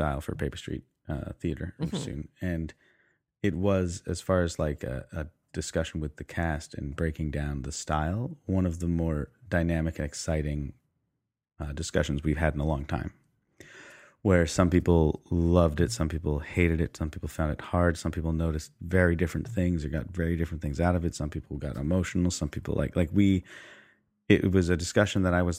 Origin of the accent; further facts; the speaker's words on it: Canada; Yes, that's true. Yeah, we are Canadian, so that changes things.